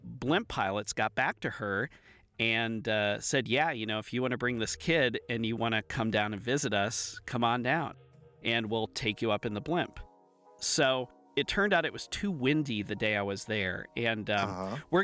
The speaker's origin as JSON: {"language": "English", "town": "Akron", "region": "Ohio", "country": "United States", "tie": "born or raised there", "moved": "yes", "said": "I grew up near Akron"}